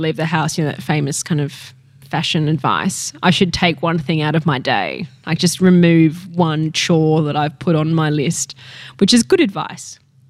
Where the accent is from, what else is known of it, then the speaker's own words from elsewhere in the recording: Tokyo, Japan; For me, because I grew up in Tokyo too, you know, like I'm used to that incredible pace